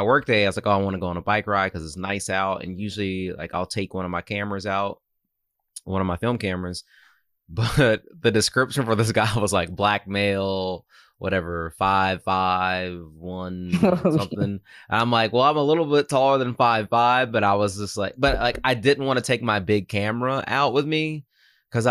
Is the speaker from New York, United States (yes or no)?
yes; New York City, New York, United States; as a New Yorker